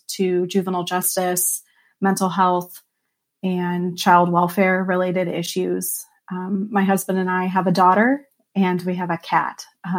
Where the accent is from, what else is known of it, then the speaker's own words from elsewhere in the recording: Pasadena, California, United States; moved away as an adult; now in Omaha, United States; So I live in Omaha, Nebraska. I grew up in Pasadena, California, and attended college at Creighton University, where I met my husband. And that's how I ended up in the Midwest.